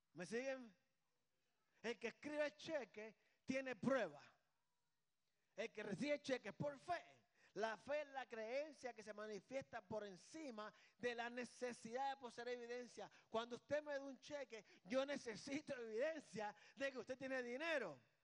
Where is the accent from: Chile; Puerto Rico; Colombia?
Puerto Rico; Aquí somos boricuas.